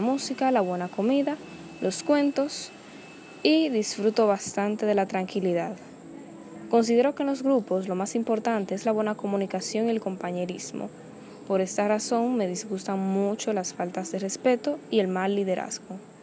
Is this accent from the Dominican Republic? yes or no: yes; Nagua, María Trinidad Sánchez, Dominican Republic; soy de Nagua